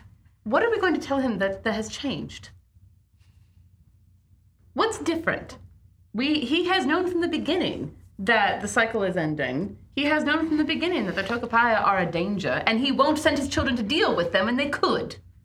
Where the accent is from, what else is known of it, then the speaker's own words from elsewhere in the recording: United Kingdom; I'm British, I understand this.